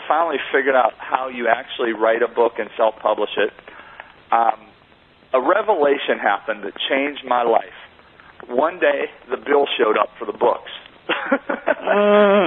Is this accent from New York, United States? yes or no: no; Monessen, Pennsylvania, United States; I grew up in a very small steel mill town outside of Pittsburgh, Pennsylvania, called Manesson, Pennsylvania